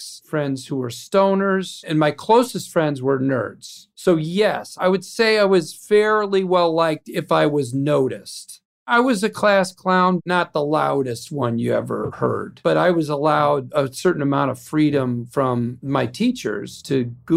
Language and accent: English; Illinois, United States; moved away as an adult; also born or lived in New York; I spent all my life in Illinois till I was 25 years old, and I moved to New York for Saturday Night Live